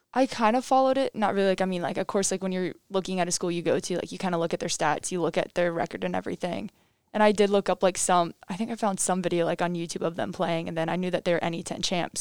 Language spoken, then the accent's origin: English; Crystal River, Florida, United States; moved away; I'm from Crystal River, Florida